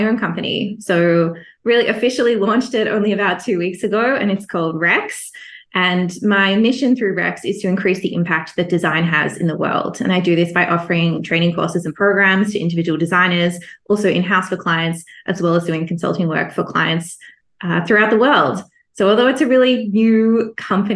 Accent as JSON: {"language": "English", "town": "Melbourne", "region": "Victoria", "country": "Australia", "tie": "born or raised there", "moved": "as an adult", "lives_now": "Singapore", "said": "I'm Australian, so born and raised in Melbourne, Australia"}